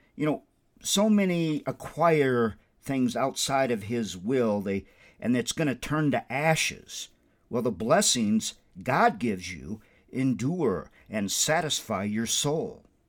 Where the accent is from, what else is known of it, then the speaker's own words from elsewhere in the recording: Windom, Minnesota, United States; also born or lived in South Bend, Indiana; now in Albuquerque, United States; My hometown is Wyndham, Minnesota